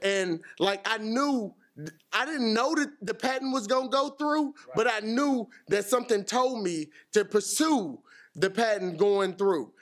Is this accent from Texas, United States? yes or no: yes; Houston, Texas, United States; I'm from Houston, you know. We don't go anywhere in Houston